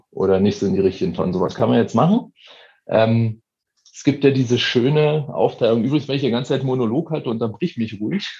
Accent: eastern Germany, Germany; now in Munich, Germany; also ich komme aus dem Osten

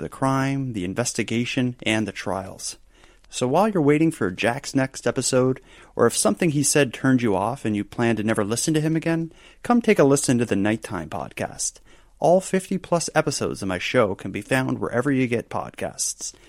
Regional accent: Sydney River, Nova Scotia, Canada; a McDonald's restaurant in my hometown

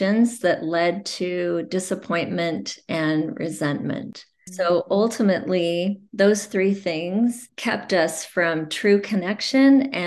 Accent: Provo, Utah, United States; I was born and raised in Provo, Utah

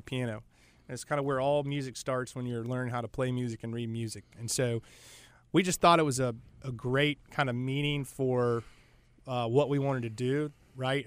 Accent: Charlotte, North Carolina, United States; I'm from Charlotte, uh, grew up here

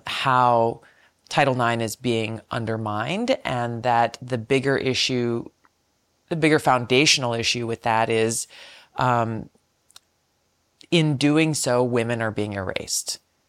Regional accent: American Samoa; born there; I was born in American Samoa, actually. I'm the fourth of five, and my younger sister was born in Hawaii.

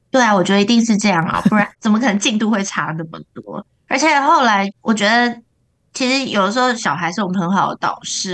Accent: Taiwan; 因为他可能知道我是台湾人，所以就连续安排两个台湾教练给我

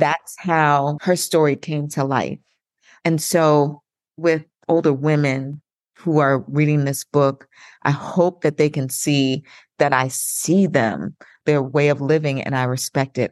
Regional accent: Long Island, New York, United States; I'm from Long Island, New York

